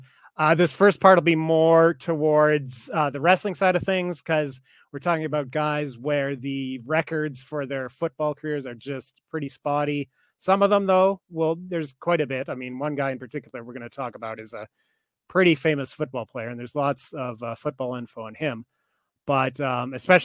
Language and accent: English; Canada; I'm Canadian